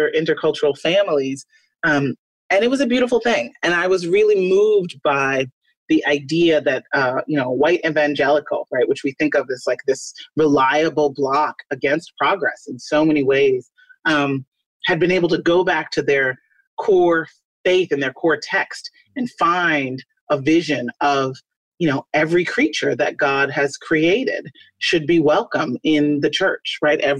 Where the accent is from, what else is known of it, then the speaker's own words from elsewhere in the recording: Chicago, Illinois, United States; I was born on the south side of Chicago